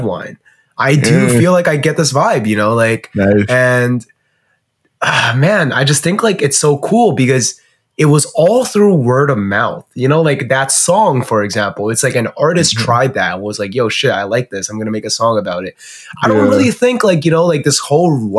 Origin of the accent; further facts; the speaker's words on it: China; now in Canada; growing up in China